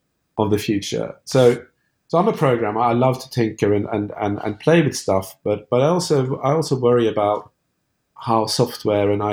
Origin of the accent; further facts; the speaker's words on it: Norway; moved away; also born or lived in France; I'm from Norway originally.